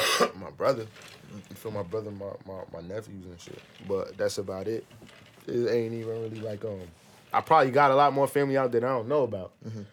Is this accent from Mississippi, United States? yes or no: no; Paterson, New Jersey, United States; I grew up in Patterson, New Jersey.